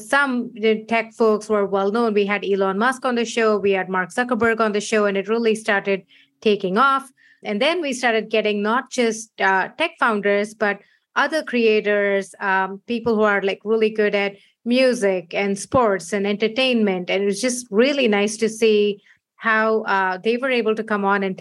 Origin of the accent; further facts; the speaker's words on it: India; moved away as an adult; now in San Francisco, United States; I was born in India, moved here 15 years ago